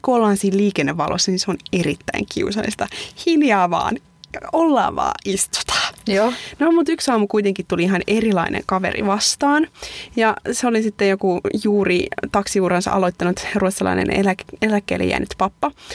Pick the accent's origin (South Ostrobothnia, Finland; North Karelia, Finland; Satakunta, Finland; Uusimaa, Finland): Satakunta, Finland; Pori; moved away as an adult; now in Sweden; mä oon tuota Porista, että se on tuosta rannikolta